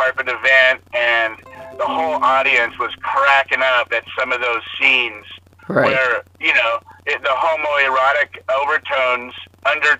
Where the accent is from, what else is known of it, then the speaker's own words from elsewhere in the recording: Los Angeles, California, United States; growing up in Hollywood